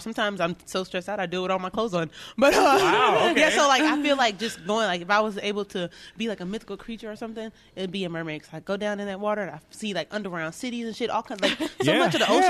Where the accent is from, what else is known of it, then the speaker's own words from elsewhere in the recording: Texas, United States; now in Tacoma, United States; I'm from Texas